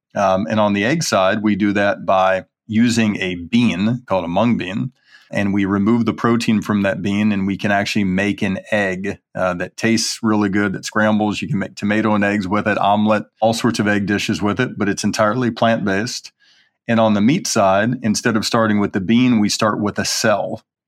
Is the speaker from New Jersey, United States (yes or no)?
no; Birmingham, Alabama, United States; I grew up in Birmingham, Alabama, eating eggs and butter and bacon, you know, for breakfast